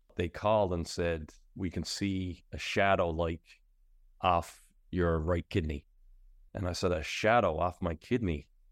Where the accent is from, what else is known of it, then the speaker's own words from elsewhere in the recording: Pasadena, Newfoundland and Labrador, Canada; now in St. John's, Canada; I'm originally from Pasadena, which is out on the west coast